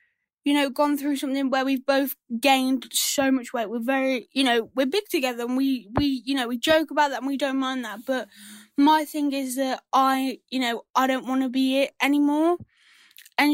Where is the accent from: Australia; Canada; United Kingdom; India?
United Kingdom; England; I'm from England, obviously